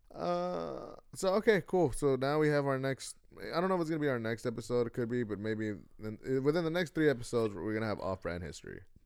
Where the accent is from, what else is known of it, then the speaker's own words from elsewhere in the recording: United States; I'm American